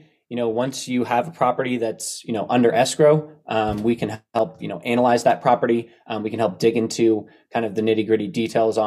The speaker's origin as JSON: {"language": "English", "area": "Bay Area", "region": "California", "country": "United States", "tie": "born or raised there", "said": "I grew up in the Bay Area"}